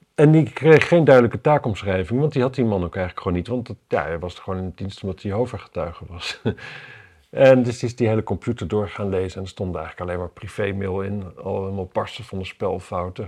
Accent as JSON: {"language": "Dutch", "town": "Wapserveen", "region": "Drenthe", "country": "Netherlands", "said": "in Wapserveen bijvoorbeeld, waar ik vandaan kom"}